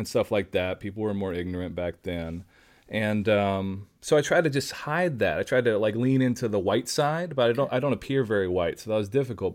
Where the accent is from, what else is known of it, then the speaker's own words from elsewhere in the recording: Nashville, Tennessee, United States; moved away; I grew up in Nashville, Tennessee, so I was around music all the time.